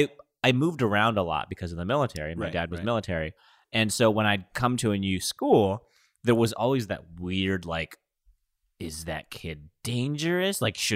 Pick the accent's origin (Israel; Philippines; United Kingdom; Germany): Philippines; And I am Filipino.